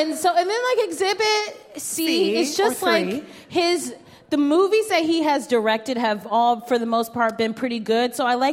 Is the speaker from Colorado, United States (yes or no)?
no; Bedford Heights, Ohio, United States; moved away; Where I grew up in Bedford Heights.